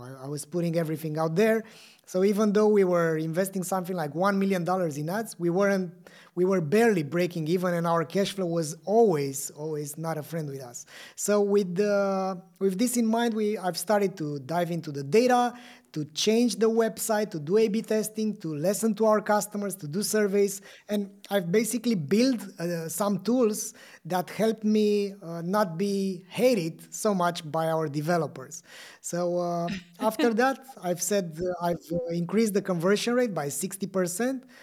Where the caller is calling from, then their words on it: Bucharest, Romania; I'm calling you from Bucharest, uh, Romania